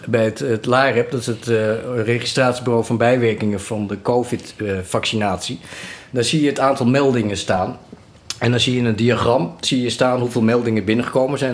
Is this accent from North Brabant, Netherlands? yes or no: no; het Gooi, North Holland, Netherlands; accent: Gooise; opgegroeid eh, in het Gooi. Vandaar mijn, eh, mijn Chinese Gooise accent.